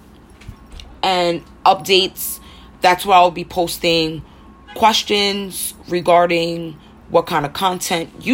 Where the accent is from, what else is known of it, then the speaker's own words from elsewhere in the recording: New York City, New York, United States; born and raised in Harlem, hence why I sound so rough